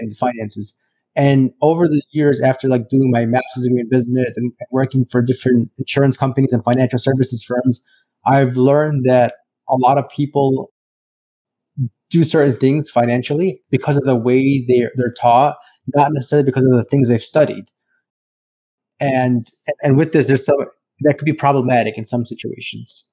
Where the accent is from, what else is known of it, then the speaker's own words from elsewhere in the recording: Chicago, Illinois, United States; I'm from Chicago, Illinois, and I'm a financial planner